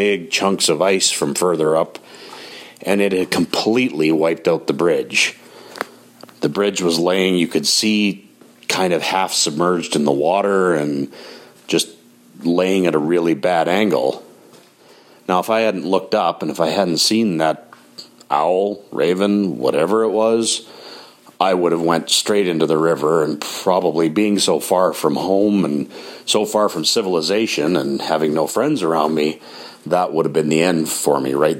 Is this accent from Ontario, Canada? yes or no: no; Grande Prairie, Alberta, Canada; where I grew up in Grand Prairie, Alberta